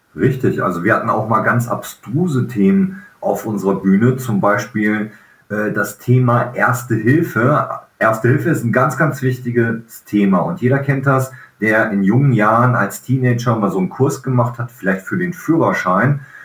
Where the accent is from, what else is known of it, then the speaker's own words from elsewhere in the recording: Velbert, North Rhine-Westphalia, Germany; moved away; in Felbert sein kann, wo meine Eltern damals gelebt, gelebt haben, wo ich groß geworden bin in meiner Kindheit